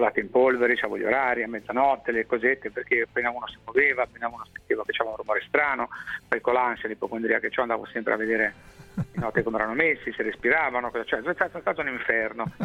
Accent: Liguria, Italy; da Tirchio, da Oma, da Ligure, da Pelandrone

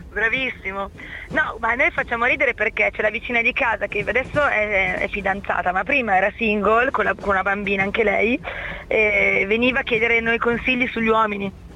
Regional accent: Milan, Lombardy, Italy; now in Piacenza, Italy; visto che mi sono trasferita, e sono di Milano, mi sono trasferita io a Piacenza

